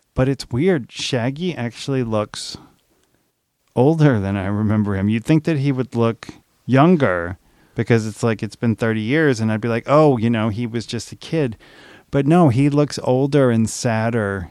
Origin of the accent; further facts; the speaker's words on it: New Orleans, Louisiana, United States; I grew up in New Orleans